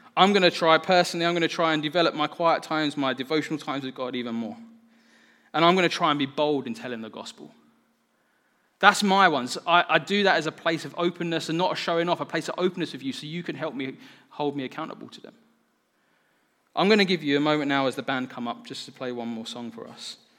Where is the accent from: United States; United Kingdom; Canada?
United Kingdom; I'm so British